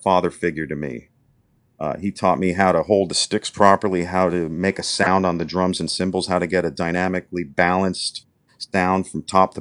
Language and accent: English; Wilkes-Barre, Pennsylvania, United States; moved away as an adult; now in Annapolis, United States; I went to this very small liberal arts school in my hometown in Wilkes-Barre, Pennsylvania